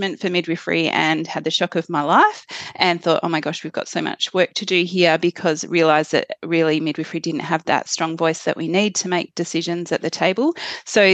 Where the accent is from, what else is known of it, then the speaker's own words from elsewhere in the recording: Western Australia, Australia; moved away; also born or lived in Queensland / Victoria; I am from Western Australia originally